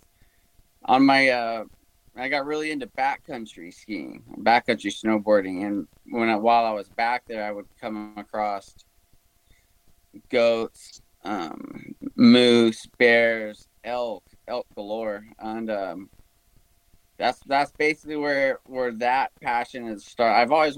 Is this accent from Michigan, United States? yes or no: no; Huntington Beach, California, United States; Yeah, I was born and raised about an hour south of Los Angeles in a surfing community called Huntington Beach.